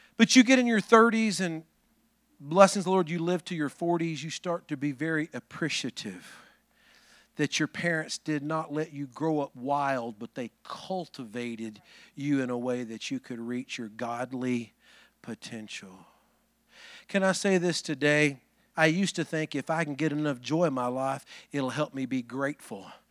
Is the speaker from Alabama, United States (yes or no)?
yes; Alabama, United States; I'm from Alabama